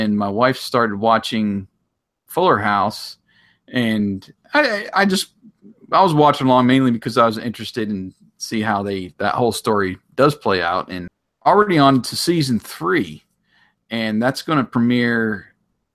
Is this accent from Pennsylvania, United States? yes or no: yes; Curwensville, Pennsylvania, United States; Kerwinsville Days, which was in my hometown